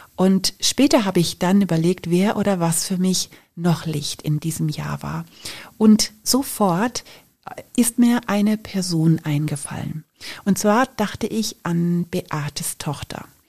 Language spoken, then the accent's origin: German; Germany; bei uns in Deutschland